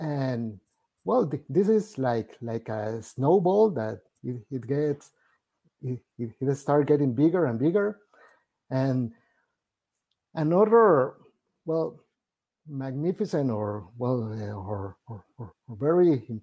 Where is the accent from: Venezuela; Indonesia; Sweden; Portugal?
Venezuela; first language Spanish; English is a second language; actually I am Venezuelan, so my first first language is Spanish